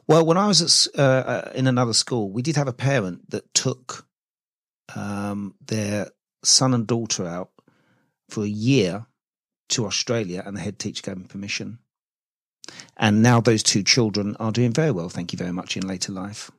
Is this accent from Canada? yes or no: no; United Kingdom; we're British